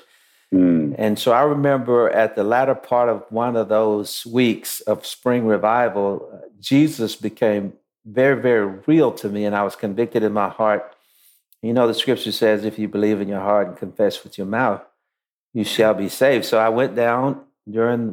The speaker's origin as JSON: {"language": "English", "town": "Shreveport", "region": "Louisiana", "country": "United States", "tie": "born or raised there", "moved": "yes", "lives_now": "Atlanta, United States", "said": "I was born in Shreveport, Louisiana in the early 60s"}